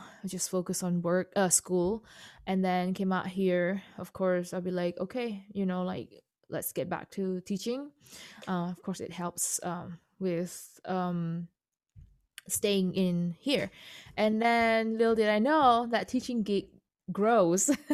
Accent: Indonesia; first language Indonesian; English is a second language; moved away; Chinese-born Indonesian, second generation

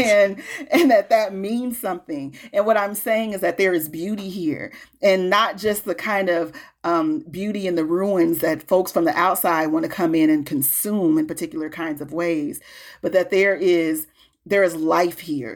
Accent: Peoria, Illinois, United States; moved away as an adult; also born or lived in Chicago, United States; now in Minneapolis, United States; I live in North Minneapolis now. Um, I'm from Peoria.

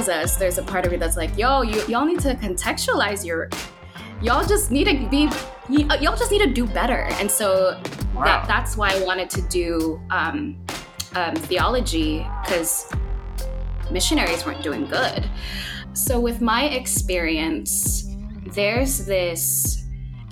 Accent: Philippines; moved away; So I was born and raised in the Philippines

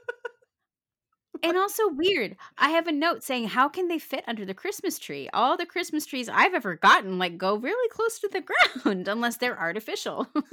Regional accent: Phoenix, Arizona, United States; I grew up in Phoenix, fucking Arizona

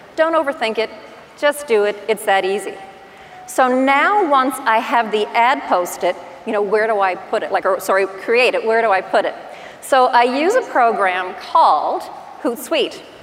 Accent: Newfoundland and Labrador, Canada; accent: Newfie; now in Halifax, Canada; This is what I sound like in person with my Newfie accent

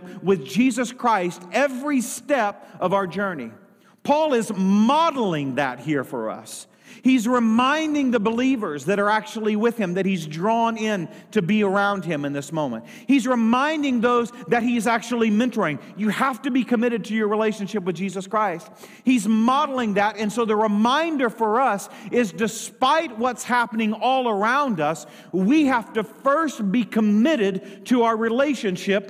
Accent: United States; I was born in the United States of America

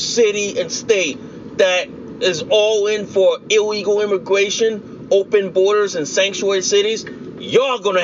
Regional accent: New Britain, Connecticut, United States; I grew up in New Britain, Connecticut

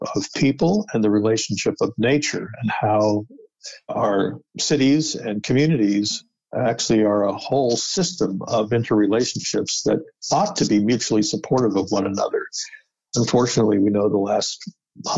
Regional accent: upstate New York / outside New York City, United States; moved away as an adult; also born or lived in Pittsburgh, Pennsylvania / New Jersey / Vermont / Washington, D.C.; now in Boston, United States; I was born in Pittsburgh, but spent most of my life in upstate New York, and then outside of New York City in New Jersey. So generally a New Yorker, Northeast

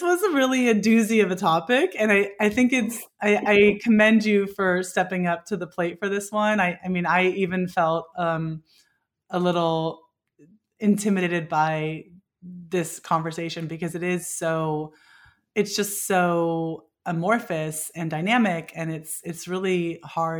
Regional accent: Bay Area, California, United States; growing up in the Bay Area

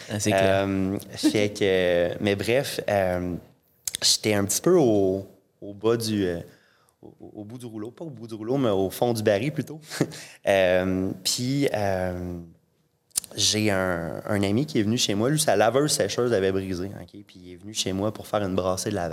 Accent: Saint-Georges, Quebec, Canada; je viens de Saint-Georges. Euh, il n'y euh, a pas, d'université à Saint-Georges.

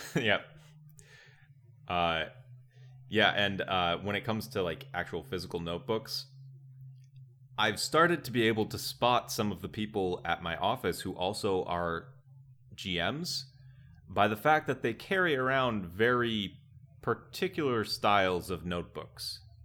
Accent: Wisconsin, United States; I grew up in Wisconsin

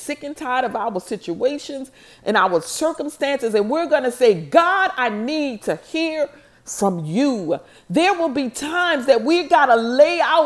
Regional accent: New Orleans, Louisiana, United States; I'm from New Orleans.

